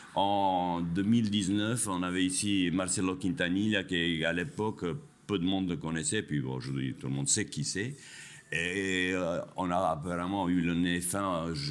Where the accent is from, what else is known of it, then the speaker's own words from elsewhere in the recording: Kosovo; also born or lived in France; now in Spain; je suis kosovar d'origine, je suis euh, français d'adoption, je suis espagnol de résidence